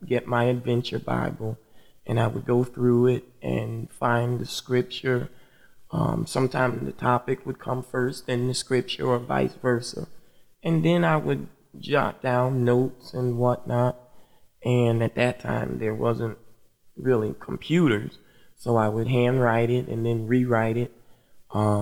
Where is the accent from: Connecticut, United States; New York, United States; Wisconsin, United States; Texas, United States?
Connecticut, United States; Bridgeport; I grew up in Bridgeport, Connecticut